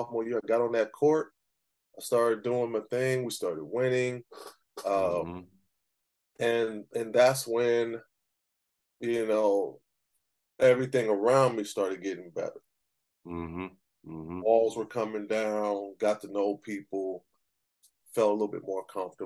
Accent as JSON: {"language": "English", "town": "Pasadena", "region": "California", "country": "United States", "tie": "born or raised there", "also_born_or_lived": "Glendora, California", "said": "I grew up in Pasadena"}